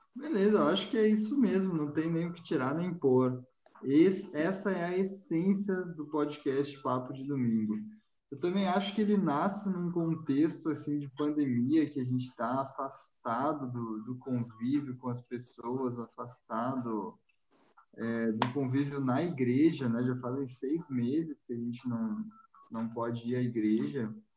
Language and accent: Portuguese; Rio Grande do Sul, Brazil; sou gaúcho